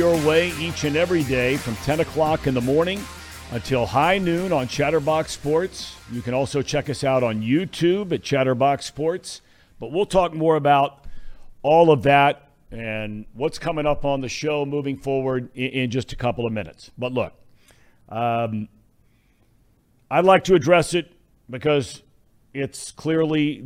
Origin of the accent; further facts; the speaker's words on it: Cincinnati, Ohio, United States; a childhood friend of mine that I grew up with in Cincinnati